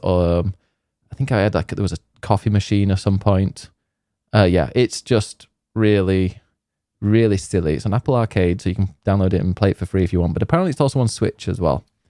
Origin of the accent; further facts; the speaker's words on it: Yorkshire and the Humber, United Kingdom; I'm from Yorkshire